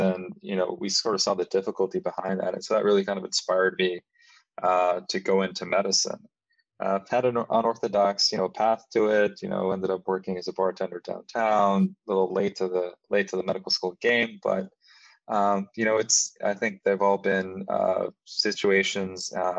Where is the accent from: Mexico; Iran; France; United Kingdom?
Mexico; now in United States; I grew up from a family of immigrants. So I'm actually from Mexico. I'm a DACA recipient.